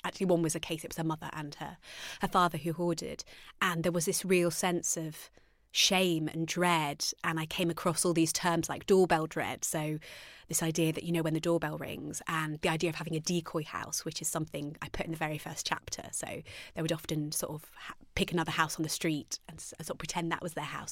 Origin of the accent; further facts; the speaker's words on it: Arnold, East Midlands, United Kingdom; I grew up in Arnold Nottingham.